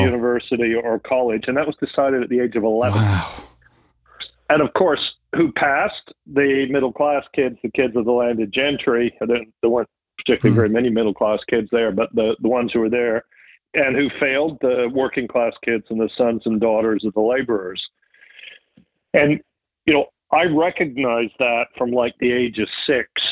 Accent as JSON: {"language": "English", "town": "Triplow", "region": "East of England", "country": "United Kingdom", "tie": "born or raised there", "also_born_or_lived": "United States", "said": "I was born in the U.S., but we moved pretty quickly back to England, where my mom was from, and lived with my granddad"}